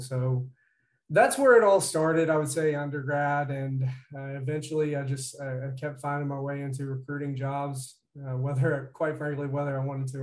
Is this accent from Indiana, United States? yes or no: yes; Georgetown, Indiana, United States; moved away as an adult; also born or lived in Cincinnati; I'm originally from Southern Indiana, Georgetown area, probably 20 miles west of Jeffersonville